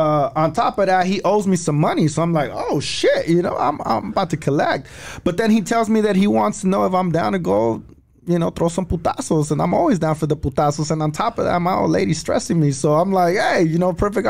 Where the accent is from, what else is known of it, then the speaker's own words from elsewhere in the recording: Los Angeles, California, United States; I grew up right there by Arlington and Vernon